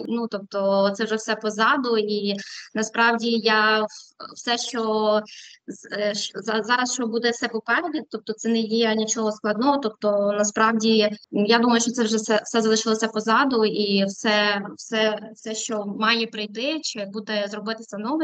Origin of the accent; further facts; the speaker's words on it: western Ukraine, a small town in Ternopil Oblast, Ukraine; moved away as an adult; now in Madrid, Spain; Я із західної України, е, з невеличкого містечка, яке знаходиться у Тернопільській області. Там я народилася, вчилася і жила до 18 років.